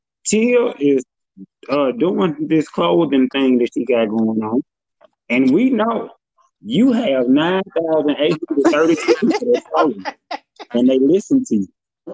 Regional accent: Memphis, Tennessee, United States; So my, you know, I got a diverse audience because I am from Memphis.

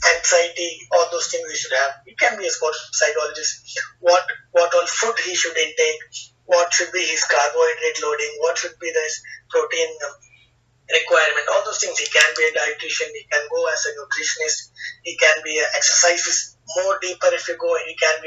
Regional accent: India; as an Indian citizen, as a sports professional in India

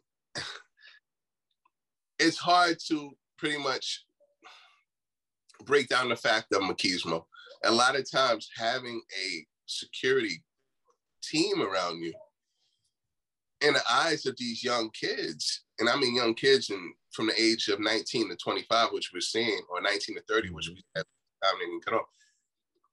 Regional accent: Mount Vernon, New York, United States; born or raised there

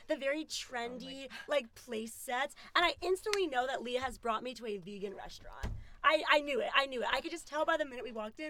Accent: New Jersey, United States; moved away as an adult; now in Washington, D.C., United States; but we are both from, on the low, because we do not advertise this, we are from New Jersey.

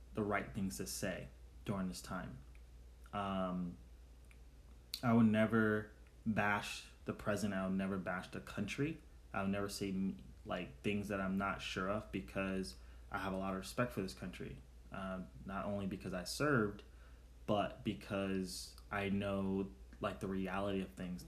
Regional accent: New York City, New York, United States; the community where I grew up in Brooklyn, New York

